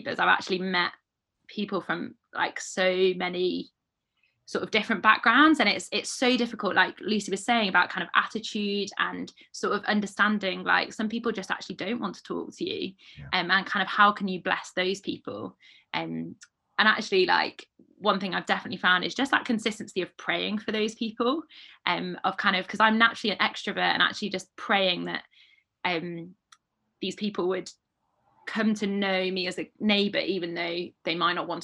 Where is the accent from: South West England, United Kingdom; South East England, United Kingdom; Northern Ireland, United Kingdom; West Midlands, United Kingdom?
West Midlands, United Kingdom; Stoke-on-Trent; moved away as an adult; also born or lived in Peterborough / Bedford / Cambridge; now in Sheffield, United Kingdom; I'm from Stoke-on-Trent myself